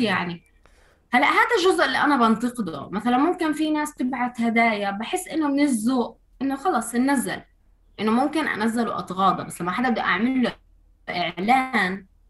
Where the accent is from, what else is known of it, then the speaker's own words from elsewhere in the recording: Ramallah, West Bank, Palestine; محيط مدينتي رام الله